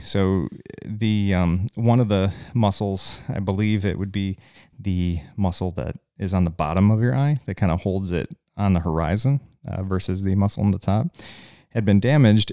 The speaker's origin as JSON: {"language": "English", "country": "United States", "said": "I'm an American at this Canadian hospital"}